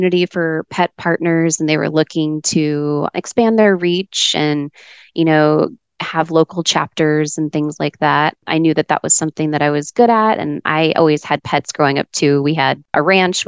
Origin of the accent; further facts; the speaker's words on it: Dallas, Texas, United States; now in Arizona, United States; I grew up in Dallas, in a little suburb right outside of the Dallas-Fort Worth area